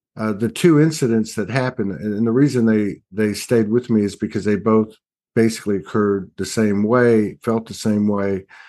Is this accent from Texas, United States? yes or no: yes; South Texas, United States; I come from South Texas. We have, we had a, a lot of family roots in the town, big, big family